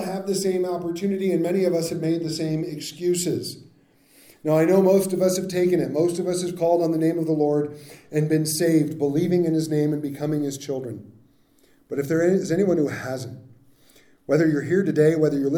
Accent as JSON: {"language": "English", "region": "California", "country": "United States", "tie": "born or raised there", "said": "I grew up in California"}